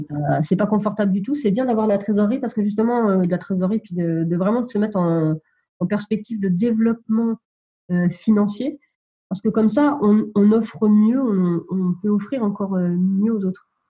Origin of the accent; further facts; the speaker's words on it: Sologne, Centre-Val de Loire, France; je suis originaire de la Sologne, c'est le centre de la France